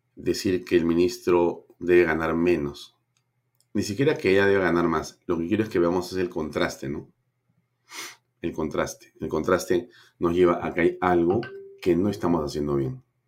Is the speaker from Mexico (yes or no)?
no; Peru; somos más los peruanos honestos